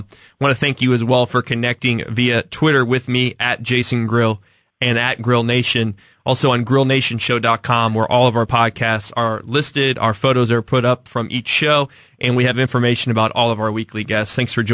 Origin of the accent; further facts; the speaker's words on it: Kansas City, Missouri, United States; a Northland kid, growing up in the Northland